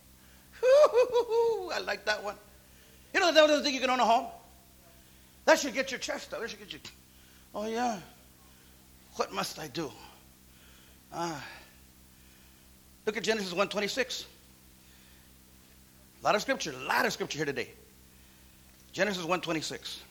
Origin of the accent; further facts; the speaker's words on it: Santa Paula, California, United States; Little bitty city. Santa Paula. Where's that? I mean, I could have been like, oh, man, wow. How was I even born in this place?